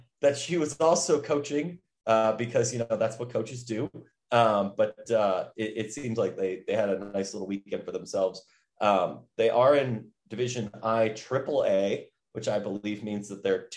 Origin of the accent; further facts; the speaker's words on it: Midwest, United States; I'm a Midwesterner